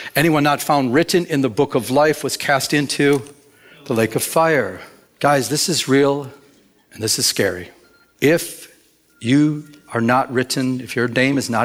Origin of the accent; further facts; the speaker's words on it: Michigan, United States; now in Southern California, United States; I'm from Michigan.